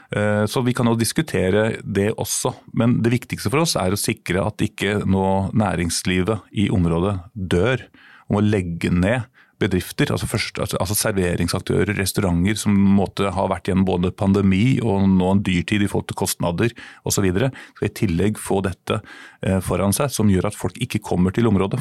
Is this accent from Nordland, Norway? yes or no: no; Sarpsborg, Østfold, Norway; now in Oslo, Norway; Jeg er innflytter, som over halvparten av Oslos befolkning er. Jeg er opprinnelig fra Sarpsborg.